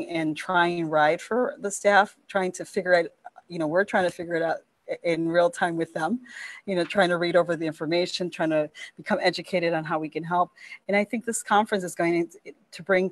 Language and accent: English; Milwaukee, Wisconsin, United States; moved away as an adult; now in Madison, United States; I come from Milwaukee. So Milwaukee, I've been privy to a lot of disparities